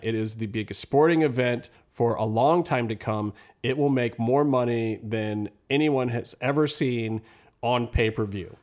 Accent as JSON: {"language": "English", "town": "Cleveland", "region": "Ohio", "country": "United States", "moved": "yes", "said": "I'm from Cleveland originally"}